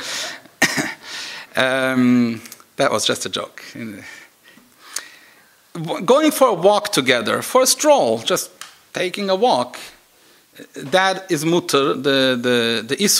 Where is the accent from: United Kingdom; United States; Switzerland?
Switzerland; moved away; I come from Switzerland